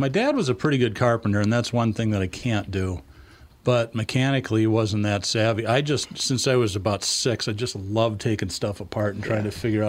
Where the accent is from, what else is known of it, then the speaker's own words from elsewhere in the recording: New England, United States; moved away; Yeah, I grew up in New England